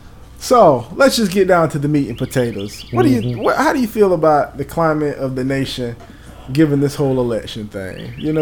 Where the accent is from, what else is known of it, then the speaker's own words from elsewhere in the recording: the South, United States; Because we're from the South, so we're by nature conservative people.